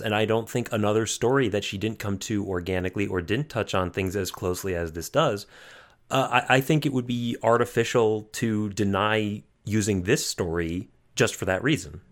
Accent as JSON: {"language": "English", "country": "United States", "said": "as an American"}